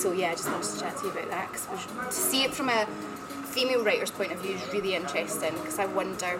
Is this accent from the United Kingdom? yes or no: yes; Ayrshire, Scotland, United Kingdom; moved away; I am from Ayrshire originally, so I was probably about 19 when the whole foot and mouth thing happened.